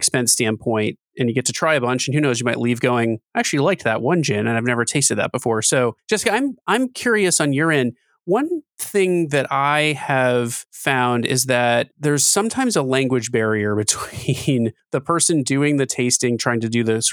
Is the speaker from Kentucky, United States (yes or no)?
yes; Kentucky, United States; having grown up in Kentucky